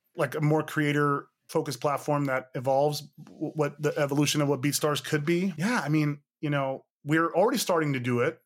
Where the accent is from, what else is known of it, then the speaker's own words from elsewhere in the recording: Hayward, California, United States; I'm from the East Bay, Hayward, California